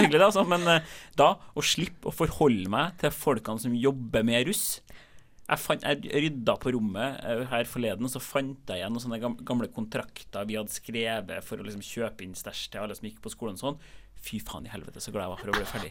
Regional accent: Trondheim, Trøndelag, Norway; moved away; jeg kommer fra Trondheim, der man ikke har russebusser eller vans

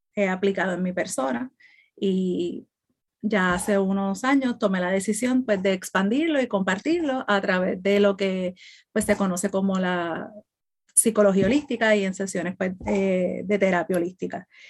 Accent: Puerto Rico; now in Florida, United States; estoy radicada en Florida, soy de Puerto Rico

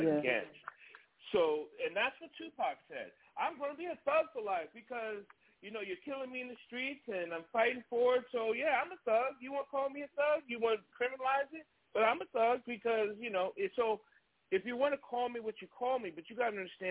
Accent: New York, United States; growing up in New York

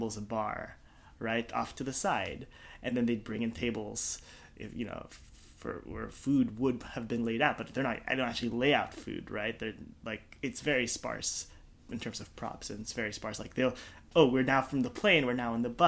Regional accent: Calgary, Alberta, Canada; moved away as an adult; also born or lived in Philippines / Toronto; now in United States; I moved to Canada when I was 9 from the Philippines

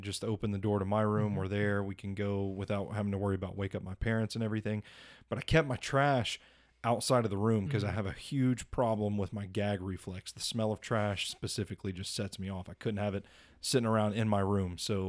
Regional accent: Gladeville, Tennessee, United States; So you know where I grew up is out in the Gladeville area, next to like hundreds of acres of wooded area.

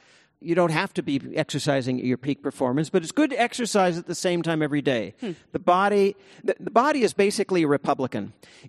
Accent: California, United States; it's harder to do there than it is here in my hometown of the Bay Area

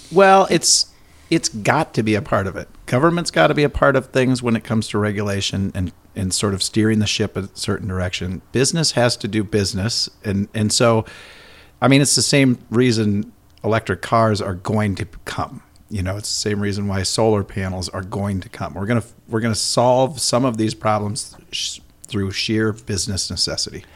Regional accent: Minnesota, United States; I'm ultra Minnesotan

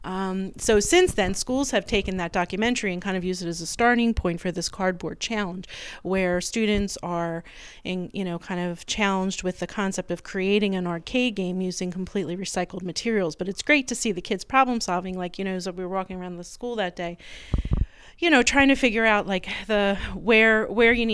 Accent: Philadelphia, Pennsylvania, United States; I grew up in Philadelphia, St. John's in Manayunk

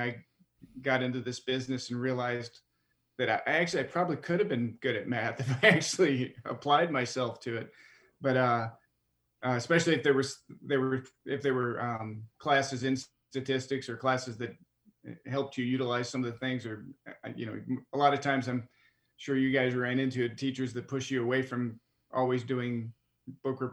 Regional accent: Midwest, United States; since I was from the Midwest

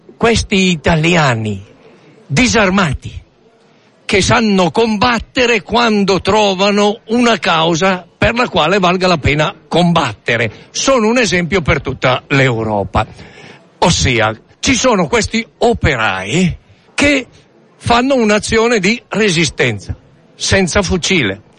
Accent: Sesto San Giovanni, Lombardy, Italy; Io sono di Sesto San Giovanni, Stalingrado d'Italia

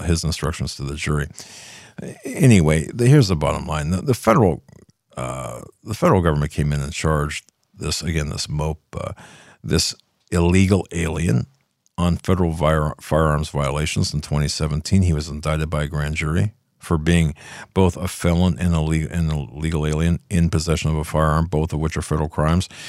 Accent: Pennsylvania, United States; This is in my home state

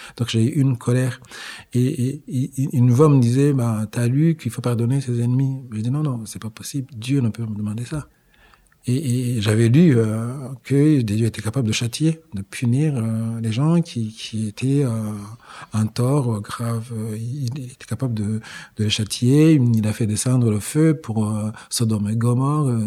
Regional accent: Rwanda; je suis rwandais

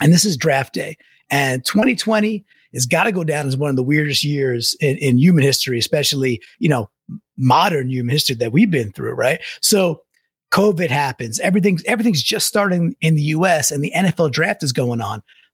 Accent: Long Island, New York, United States; growing up in Long Island with the Kelly Stauffer led 2-14 Seahawks and still loving that team all the way from the East Coast

